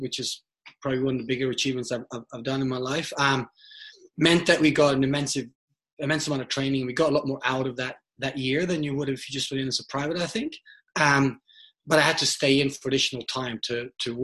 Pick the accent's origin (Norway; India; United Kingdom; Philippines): Norway; now in Australia; I live in Australia. I'm from Norway originally.